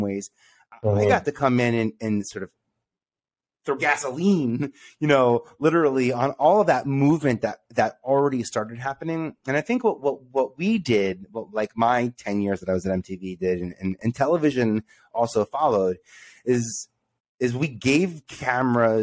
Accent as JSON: {"language": "English", "town": "New York City", "region": "New York", "country": "United States", "said": "I come from Staten Island."}